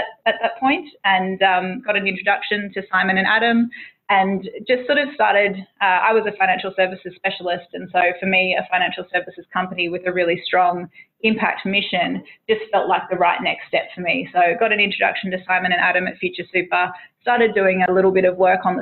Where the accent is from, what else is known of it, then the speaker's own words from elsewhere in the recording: Tweed Heads, New South Wales, Australia; I grew up in Tweedheads, which is sort of, you know, coastal, just south of the Queensland border.